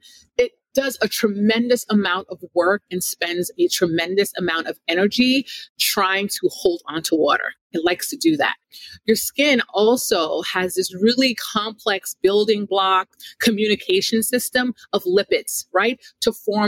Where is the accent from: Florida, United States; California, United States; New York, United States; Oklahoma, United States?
Florida, United States; South; also born or lived in Jamaica; now in Northeast, United States; I grew up in South Florida